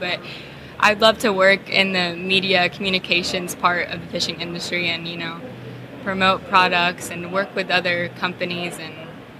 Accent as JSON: {"language": "English", "town": "Marietta", "region": "Georgia", "country": "United States", "tie": "born or raised there", "said": "my dad owns a local bait and tackle store in my hometown, Marietta, Georgia."}